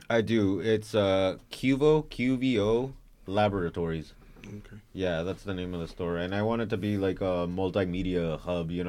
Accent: Fresno, California, United States; also born or lived in Mexico / Dinuba; I am not from Los Angeles. Like, uh, I'm from Mexico, but I was uh, raised in the Central Valley, the Fresno area.

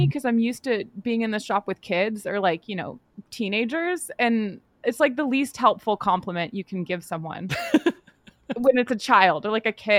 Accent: Acton, Massachusetts, United States; I grew up in Acton

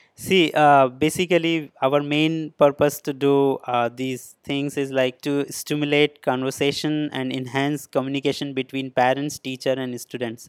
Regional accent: India; moved away as an adult; now in Shenzhen, China; I'm basically from India

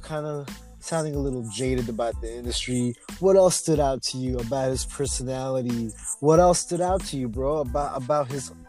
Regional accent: Oxnard, California, United States; I'm from Oxnard.

